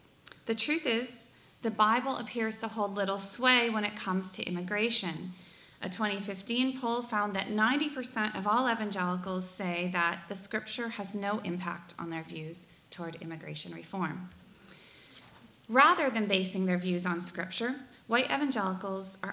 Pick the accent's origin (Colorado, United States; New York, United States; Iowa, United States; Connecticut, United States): Iowa, United States; Sioux County; moved away; I grew up in Sioux County, Iowa, one of the reddest counties in the nation